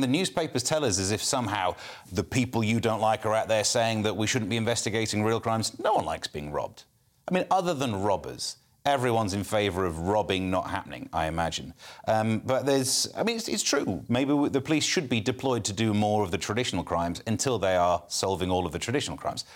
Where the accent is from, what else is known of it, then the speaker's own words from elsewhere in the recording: Mansfield, East Midlands, United Kingdom; I'm from Mansfield, you know, uh, coal mines. I, my next door neighbour worked down the coal mines